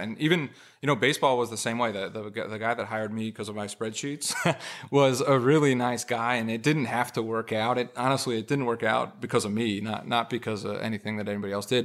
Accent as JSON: {"language": "English", "region": "California", "country": "United States", "moved": "yes", "said": "I'm from California originally."}